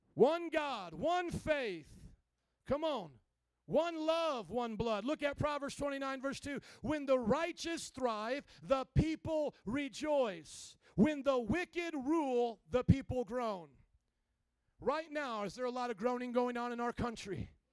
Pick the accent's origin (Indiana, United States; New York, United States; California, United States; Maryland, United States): Indiana, United States; Fort Wayne; moved away as an adult; now in Chicago, United States; when I was brought up in Indiana, Fort Wayne, small town of Indiana, by the cornfields there